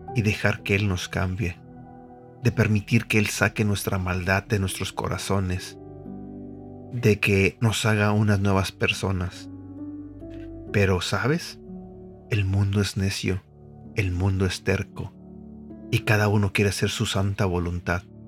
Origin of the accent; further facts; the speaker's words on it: Mexico City, Mexico; Yo soy de la Ciudad de México, soy mexicano